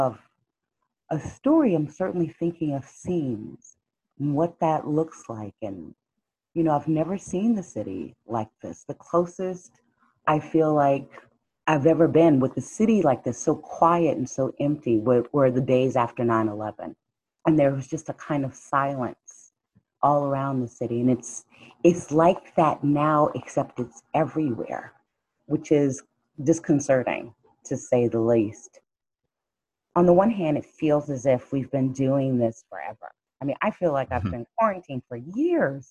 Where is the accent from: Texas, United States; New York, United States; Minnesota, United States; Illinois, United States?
Texas, United States; Dallas; moved away; I was born and raised in South Dallas